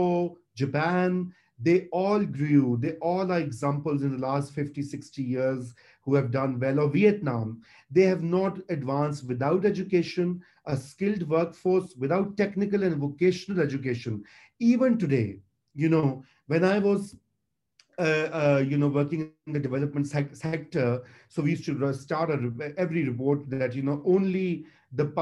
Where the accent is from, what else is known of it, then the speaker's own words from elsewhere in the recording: Punjab, Pakistan; We are a territorial nation state. There are four federating units. There are other territories. We are a land with a 5,000 years of history.